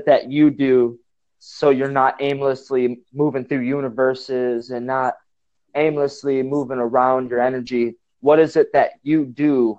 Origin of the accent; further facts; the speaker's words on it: Northwest Wisconsin, United States; also born or lived in Sandusky, Ohio; I'm from Northwest Wisconsin